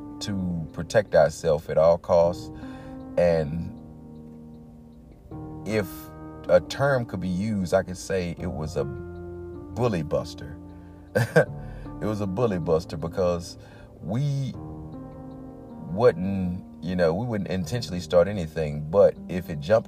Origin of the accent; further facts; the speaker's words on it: East St. Louis, Illinois, United States; moved away as an adult; also born or lived in Madison, Illinois / Clarksville, Tennessee; I'm from Madison, Illinois, East St. Louis originally, but I lived in Madison doing grade school as well.